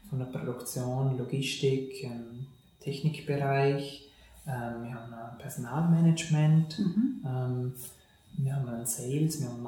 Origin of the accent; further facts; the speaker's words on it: Fussach, Vorarlberg, Austria; ist ähm, aus Fussach, mhm. äh, auch ein gebürtiger Vorarlberger.